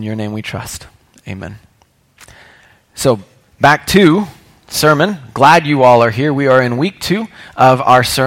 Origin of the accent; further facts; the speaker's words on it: Indianapolis, Indiana, United States; I grew up in Indianapolis. I am what you might call a Hoosier